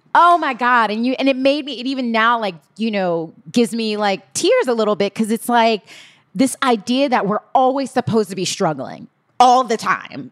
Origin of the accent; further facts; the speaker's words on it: New York City, New York, United States; I grew up in Holly, I was born in Hollis, Queens